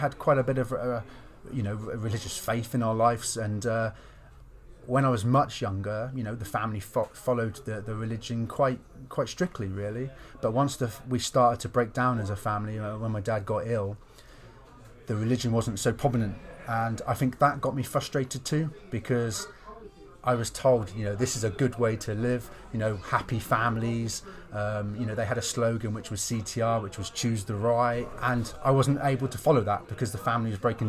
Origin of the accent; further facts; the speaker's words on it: Lowestoft, East of England, United Kingdom; I moved into a halfway house in my hometown, Lowestoft.